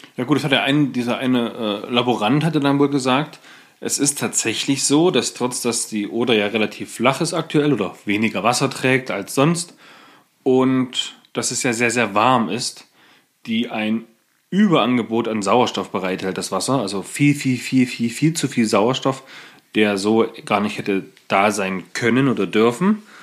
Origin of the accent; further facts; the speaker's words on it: Germany; bei uns in Deutschland